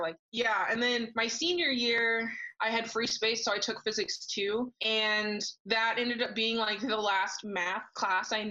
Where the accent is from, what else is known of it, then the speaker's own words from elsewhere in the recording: Missouri, United States; moved away; also born or lived in Alaska; where I grew up in Missouri